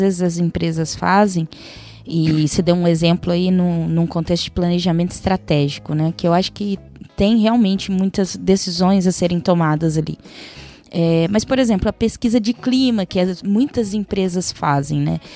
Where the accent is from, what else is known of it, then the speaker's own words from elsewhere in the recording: interior of São Paulo, Brazil; accent: interior paulista; Percebam pelo meu sotaque que eu sou do interior de São Paulo